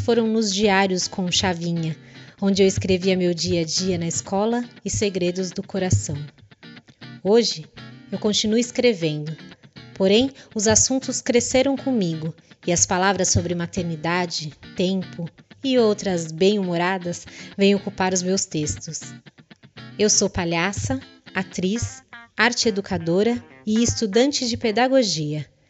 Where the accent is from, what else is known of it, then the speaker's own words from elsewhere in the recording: São Bernardo do Campo, São Paulo, Brazil; Eu nasci em São Bernardo do Campo